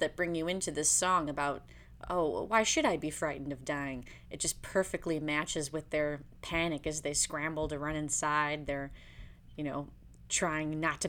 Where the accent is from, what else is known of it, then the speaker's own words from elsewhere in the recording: Illinois, United States; moved away; also born or lived in Miami; I grew up in the Midwest, in Illinois.